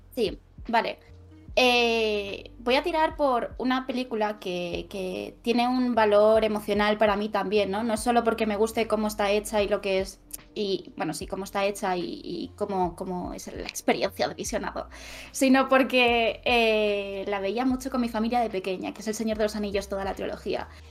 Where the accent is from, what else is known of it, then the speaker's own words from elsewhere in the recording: Vinaròs, Valencian Community, Spain; now in Barcelona, Spain; soy de un pueblo de Castellón que se llama Vinaros